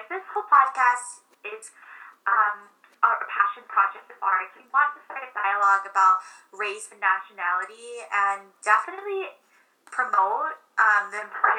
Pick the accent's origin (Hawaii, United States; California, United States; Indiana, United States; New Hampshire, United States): Hawaii, United States; now in New York, United States; Born and raised.